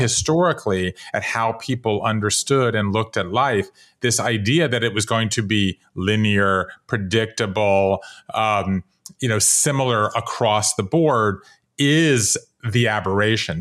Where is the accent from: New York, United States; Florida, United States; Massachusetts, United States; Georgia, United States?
Georgia, United States; Savannah; moved away as an adult; also born or lived in Japan; now in Brooklyn, United States; I grew up in Savannah, Georgia